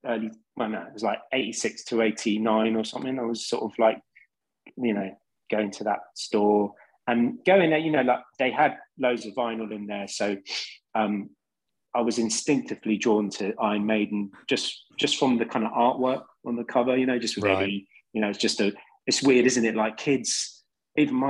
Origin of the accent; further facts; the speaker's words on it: London, United Kingdom; I grew up in West London in a council flat